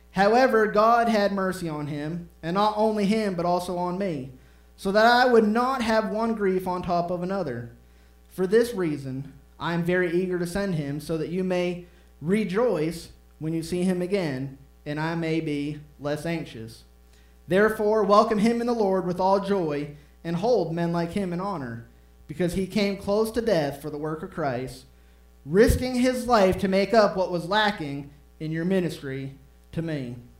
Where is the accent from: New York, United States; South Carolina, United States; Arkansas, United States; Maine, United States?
Maine, United States; moved away; I'm from Maine